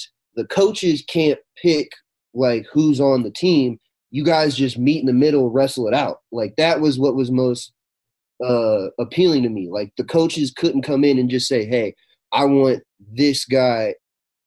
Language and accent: English; Arkansas, United States; I grew up in Arkansas. I actually grew up in the same town as Bryce Mitchell.